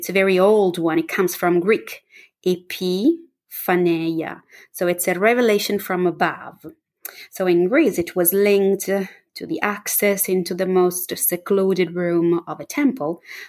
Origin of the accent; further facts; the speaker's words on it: Florence, Tuscany, Italy; I would love to tell you something about my hometown, Firenze, Florence.